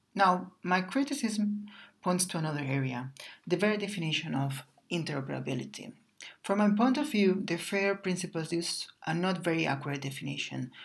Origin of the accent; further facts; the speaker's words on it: Barcelona, Catalonia, Spain; I was born in Barcelona and I studied humanities, a humanities degree.